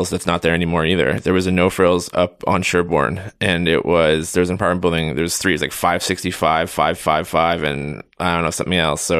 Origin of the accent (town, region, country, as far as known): Thornhill, Ontario, Canada; born or raised there; now in Toronto, Canada